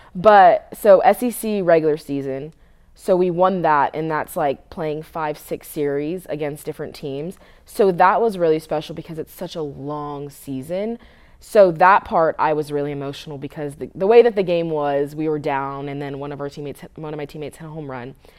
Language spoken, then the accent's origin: English; Southern California, United States; moved away as an adult; also born or lived in West Coast; now in Tennessee, United States; I'm from Southern California